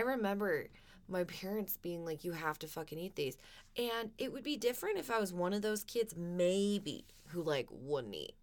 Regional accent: United States; I love being an American

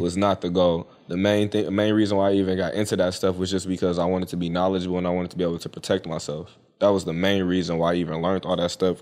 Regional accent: United States; I'm an American Indian.

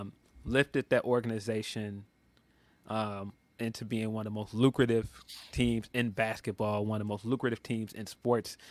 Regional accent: Chicago, Illinois, United States; I'm from Chicago

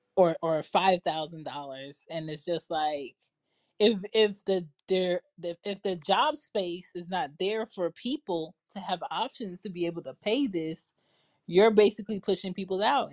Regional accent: Philadelphia, Pennsylvania, United States; my house that I grew up in in Philly

